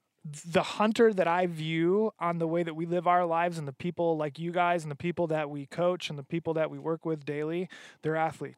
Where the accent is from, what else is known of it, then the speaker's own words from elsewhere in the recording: Michigan, United States; moved away as an adult; Yeah, I grew up 23 years in Michigan hunting out of a tree stand